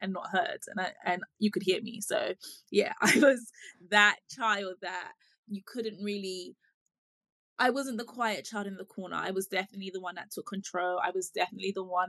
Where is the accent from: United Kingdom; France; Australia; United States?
United Kingdom; also born or lived in Ghana; I was born in the UK and I lived here for a few of my formative years. I want to say until about seven